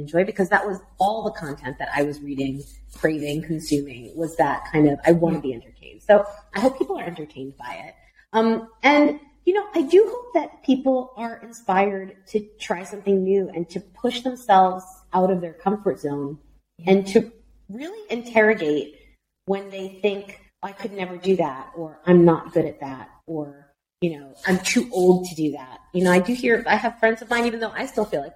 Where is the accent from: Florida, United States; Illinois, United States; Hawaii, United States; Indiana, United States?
Florida, United States; Miami; moved away; also born or lived in United Kingdom; my hometown of Miami